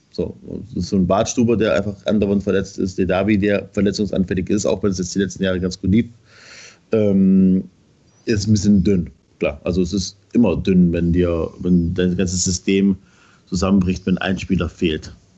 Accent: Schorndorf, Swabia, Baden-Württemberg, Germany; bin halt auch gebürtiger Schwabe, bin ne, dann in Schandorf groß geworden

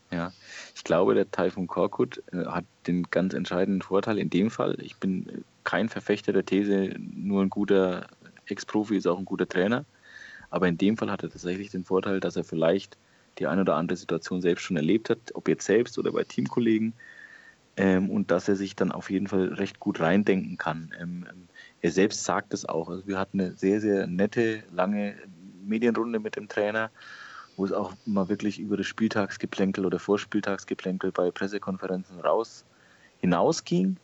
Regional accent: Franconia, Bavaria, Germany; ich bin Franke. Bei uns sagt man das nicht so

